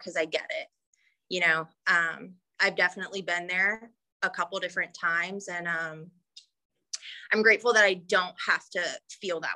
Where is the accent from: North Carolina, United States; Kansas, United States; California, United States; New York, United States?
North Carolina, United States; moved away; I'm from North Carolina